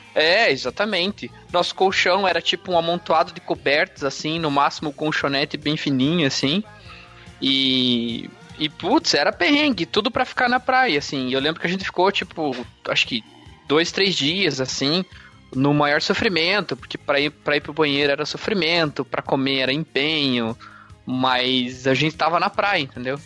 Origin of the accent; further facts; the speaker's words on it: Curitiba, Paraná, Brazil; eu sou aqui de Curitiba e é isso. Nascido, criado e vivido.